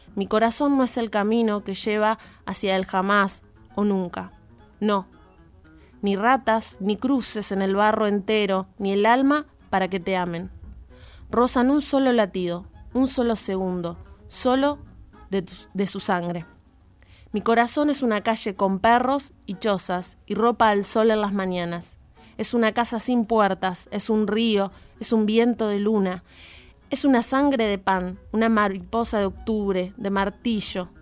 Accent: Jáuregui, Buenos Aires Province, Argentina; born or raised there

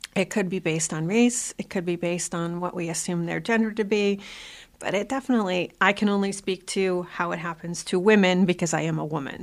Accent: South Shore of Boston, Massachusetts, United States; also born or lived in Malden; I grew up in the South Shore of Boston

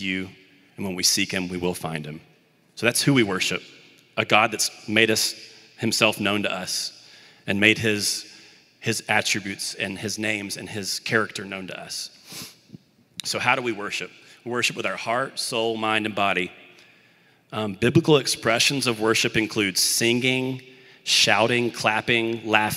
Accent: Birmingham, Alabama, United States; I grew up in the Birmingham, Alabama area, and I played Little League Baseball

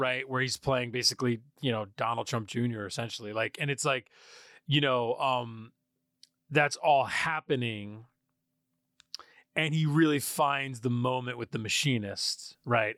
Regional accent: Poughkeepsie, New York, United States; I'm from Poughkeepsie, New York.

